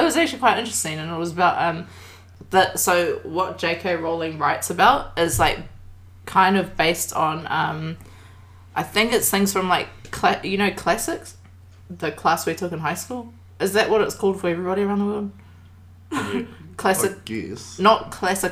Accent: Papakura, Auckland, New Zealand; We're from... we grew up in Kura.

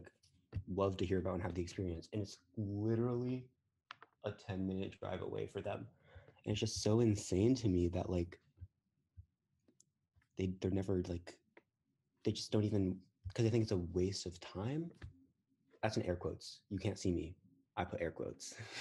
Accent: Newport, Rhode Island, United States; I came from Thompson Middle School. It's the public school in Newport. And fun fact, Newport's not as nice as lots of people think it is. We have like all the mansions and stuff

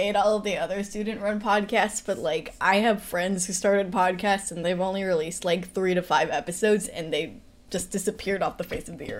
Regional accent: California, United States; moved away as an adult; now in New York, United States

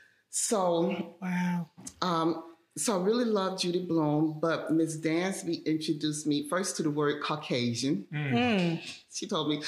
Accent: Atlanta, Georgia, United States; So I'm originally from Atlanta.

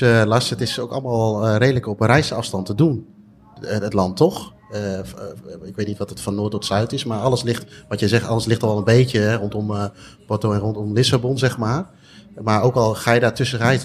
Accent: Netherlands; wij als Nederlander

